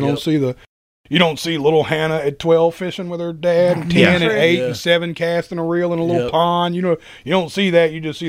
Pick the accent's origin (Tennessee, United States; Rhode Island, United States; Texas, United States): Tennessee, United States; Nashville; I was from Nashville